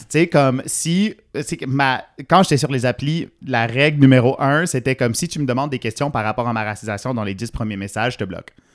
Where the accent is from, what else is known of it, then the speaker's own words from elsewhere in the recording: Ontario, Canada; now in Montreal, Canada; je suis franco-ontarien